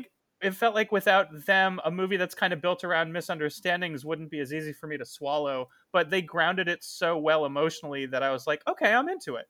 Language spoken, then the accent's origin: English; Tucson, Arizona, United States; moved away; my hometown